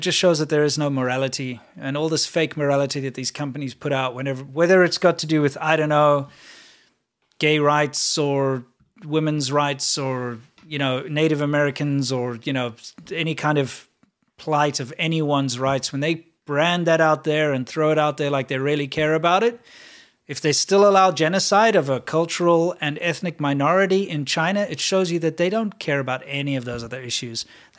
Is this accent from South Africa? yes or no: yes; South Africa; I did when I was very young, because everybody plays cricket and stuff in school.